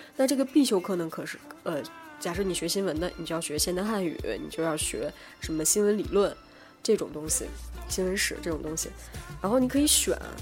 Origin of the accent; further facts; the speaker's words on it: Northeast China, China; moved away as an adult; also born or lived in Shandong; 然后我是东北的